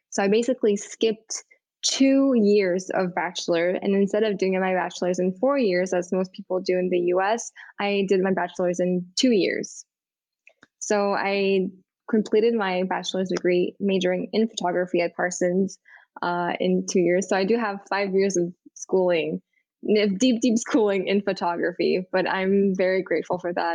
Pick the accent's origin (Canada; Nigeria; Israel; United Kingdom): Canada; Montreal, Quebec; moved away as an adult; now in New York City, United States; I grew up in Montreal, in Montreal, Canada